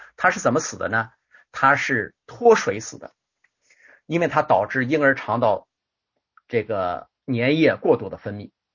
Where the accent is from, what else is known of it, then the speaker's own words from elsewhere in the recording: China; 我们中国人